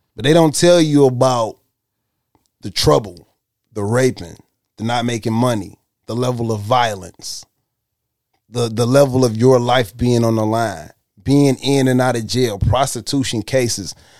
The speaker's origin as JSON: {"language": "English", "town": "Detroit", "region": "Michigan", "country": "United States", "said": "I'm from Detroit"}